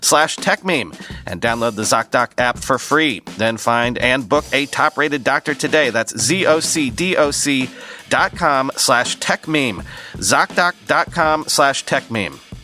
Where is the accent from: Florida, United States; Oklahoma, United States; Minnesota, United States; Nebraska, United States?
Florida, United States; Southern; moved away; where I grew up in Southern Florida, we had no gas lines.